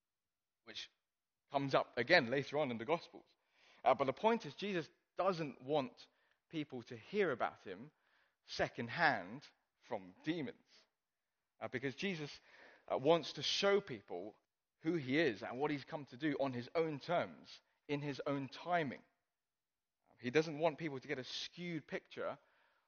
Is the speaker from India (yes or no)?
no; Hong Kong; moved away; I grew up in Hong Kong